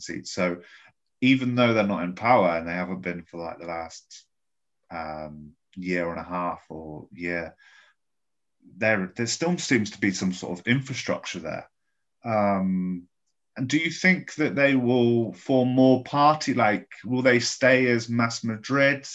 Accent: England, United Kingdom; moved away as an adult; now in Spain; as an English guy who grew up in a house

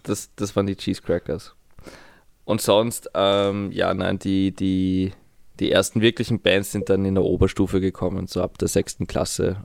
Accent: Vienna, Austria; in Wien

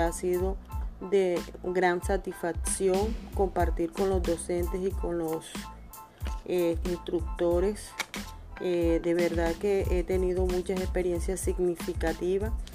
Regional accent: Ciénaga, Magdalena, Colombia; soy nacida de acá de Ciénaga

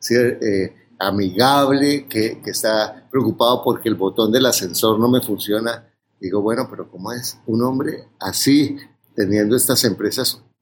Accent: Mexico; tengo 28 años, soy mexicano y soy ingeniero civil

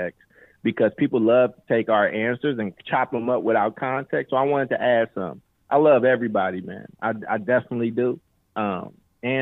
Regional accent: Oakland, United States; also born or lived in Maywood, Illinois; now in Chicago, United States; I was born here in Chicago, but I was raised in Oakland

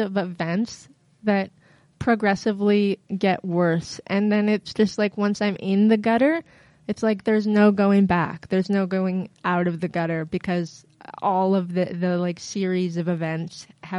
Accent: Peterborough, Ontario, Canada; also born or lived in Barrie / Halifax; I lived in Peterborough and in Barrie. And I did a lot of growing up in Halifax. I moved to Halifax when I was 18

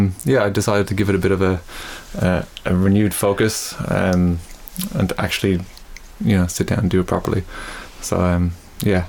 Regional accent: Dublin, Leinster, Ireland; moved away as an adult; now in Melbourne, Australia; I grew up in Dublin, started music when I was about 8

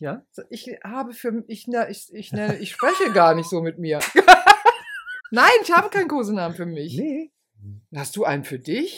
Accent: Rhineland, Germany; ich bin ja Rheinländerin

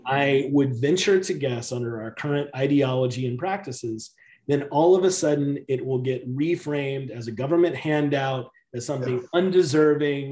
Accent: the South, United States; I grew up in the South in the in a predominantly African American community

